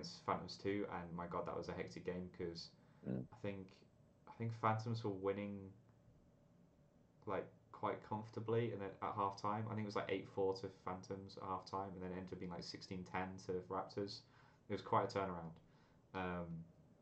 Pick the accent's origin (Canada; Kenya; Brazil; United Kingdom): United Kingdom; England; As an Englishman